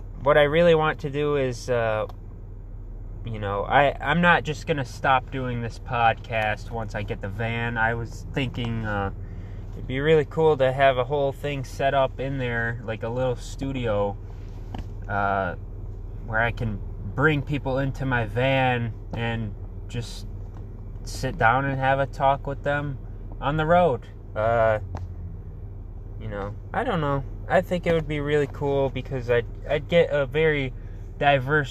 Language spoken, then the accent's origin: English; Muskegon, Michigan, United States; I am from Muskegon, Michigan. I've been born and raised here.